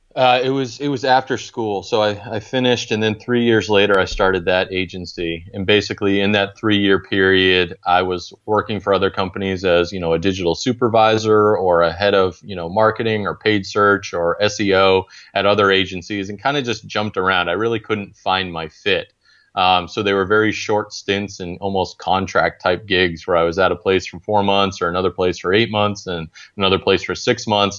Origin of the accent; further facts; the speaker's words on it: Maine, United States; moved away as an adult; now in Charlotte, United States; growing up in Maine